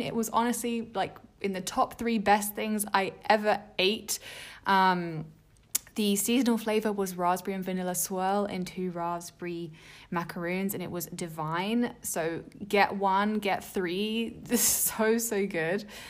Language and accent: English; England, United Kingdom; I grew up in England